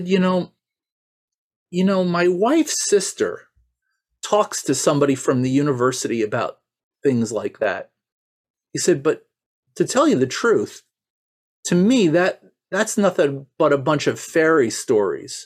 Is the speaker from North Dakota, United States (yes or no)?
no; New York, United States; I grew up here in New York